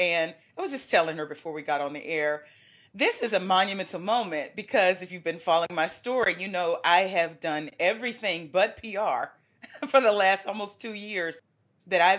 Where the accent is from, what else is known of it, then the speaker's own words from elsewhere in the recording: Dallas, Texas, United States; I was born and raised in Dallas